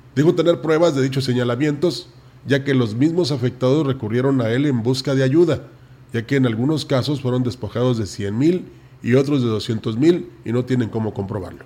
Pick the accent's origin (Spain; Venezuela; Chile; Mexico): Mexico; Somos mexicanos